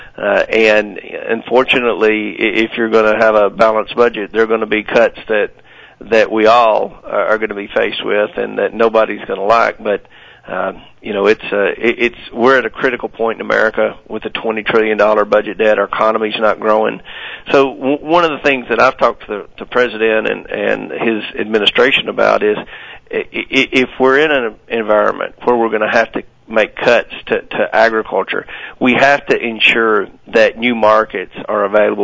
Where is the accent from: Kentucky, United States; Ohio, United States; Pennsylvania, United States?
Kentucky, United States; Kentucky, uh, my home state, is the biggest uh, livestock producing state east of the Mississippi River